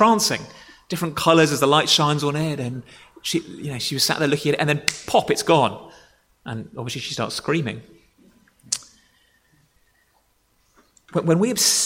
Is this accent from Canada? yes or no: no; Dorset, South West England, United Kingdom; moved away; I grew up in Dorset